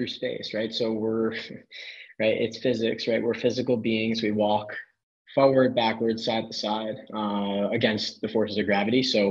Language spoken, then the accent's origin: English; New York, United States; moved away as an adult; also born or lived in Los Angeles / Washington, D.C.; now in New Jersey, United States; originally born and raised in New York